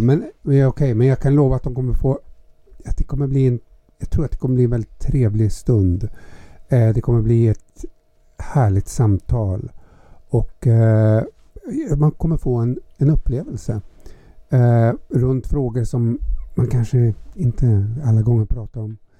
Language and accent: Swedish; Gävle, Gävleborg County, Sweden; moved away; Jag är född i Hille.